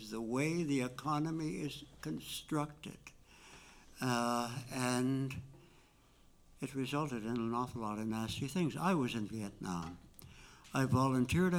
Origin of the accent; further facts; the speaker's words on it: Toronto, Ontario, Canada; I am a Canadian, born in Toronto